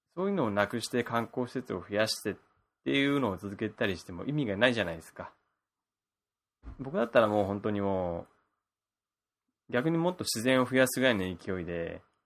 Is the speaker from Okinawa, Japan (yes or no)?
yes; Okinawa, Japan; now in Kanto, Japan; 地元 の沖縄